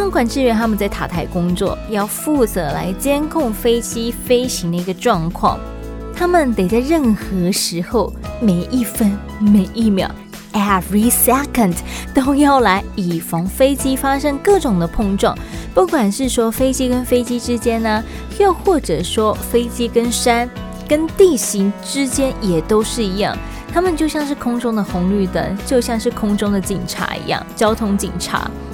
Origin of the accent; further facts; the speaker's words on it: Taiwan; 我们自己在讲台语的时候啊，北部、中部、南部都会有一点口音